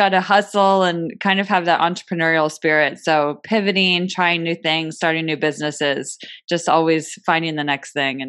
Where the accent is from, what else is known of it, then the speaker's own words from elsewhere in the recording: Bay Area, California, United States; I grew up in the Bay Area and we've spent a lot of time in the San Francisco area and now we are living in the city.